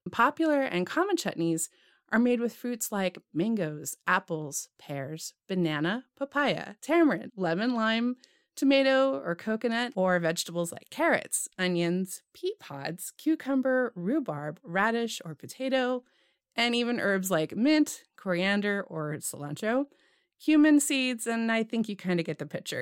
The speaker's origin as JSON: {"language": "English", "region": "California", "country": "United States", "tie": "born or raised there", "said": "Growing up in California"}